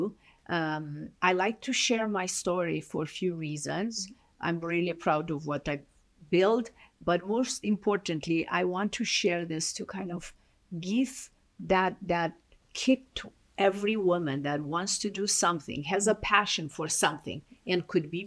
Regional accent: Romania; English is a second language; moved away as an adult; now in United States; I was born in Romania. Yeah. I emigrated in end of 1989

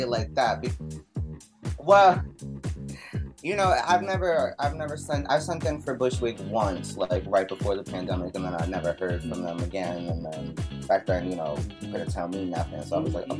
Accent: New York City, New York, United States; I'm from New York City. And growing up in high school and middle school, we would have house parties

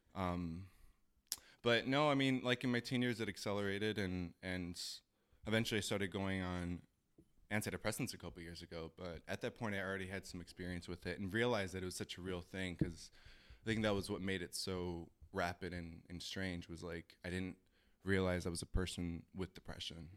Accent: Chicago, Illinois, United States; moved away as an adult; I am born and raised in Chicago

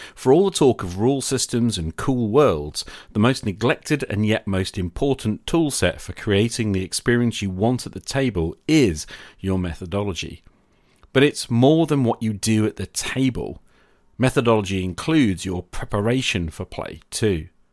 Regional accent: United Kingdom; I'm a British high school teacher

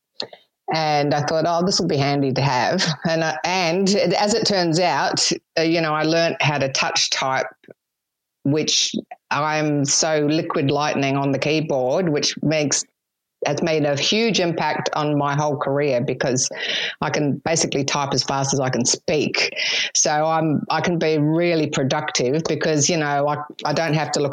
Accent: New Zealand; moved away as an adult; also born or lived in Sydney, Australia; now in Australia; I'm actually a Kiwi

